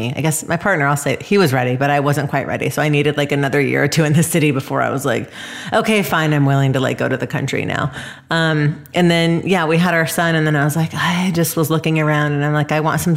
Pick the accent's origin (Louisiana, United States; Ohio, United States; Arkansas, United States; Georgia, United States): Georgia, United States; Atlanta; moved away; also born or lived in Los Angeles / San Francisco; growing up in Atlanta